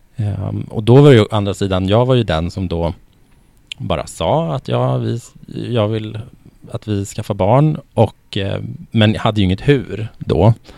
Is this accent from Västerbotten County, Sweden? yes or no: yes; Norrland, Västerbotten County, Sweden; moved away as an adult; now in Stockholm, Sweden; jag är ju född och uppvuxen i eh, Västerbotten i mm. Norrland